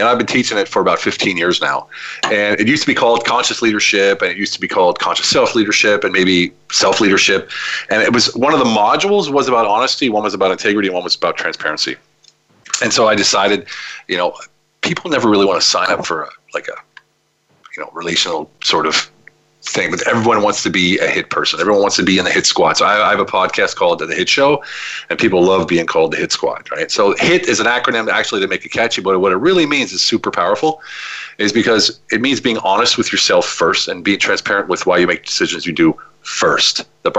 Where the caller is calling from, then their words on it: Budapest, Hungary; I'm calling from Budapest, Hungary, which is my choice location to live.